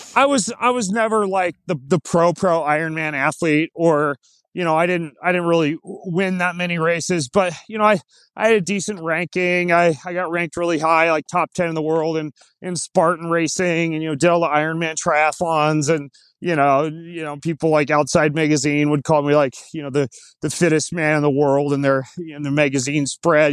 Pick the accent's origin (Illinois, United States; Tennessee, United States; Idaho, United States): Idaho, United States; North; I grew up homeschooled in North Idaho